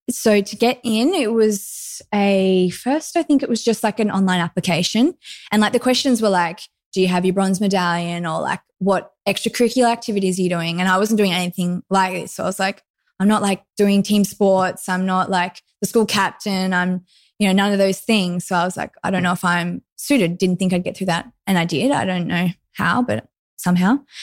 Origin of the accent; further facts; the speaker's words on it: Lennox Head, New South Wales, Australia; I grew up in Lenox Head, which is northern New South Wales, very close to Byron Bay